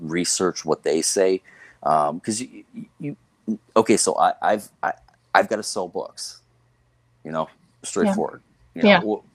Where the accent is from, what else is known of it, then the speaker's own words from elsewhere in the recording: Northern Vermont, United States; I'm born and raised in Vermont on Lake Champlain